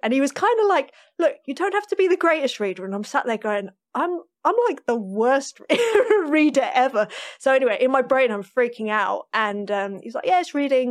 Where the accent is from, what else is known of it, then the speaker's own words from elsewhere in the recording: London, United Kingdom; I grew up in North London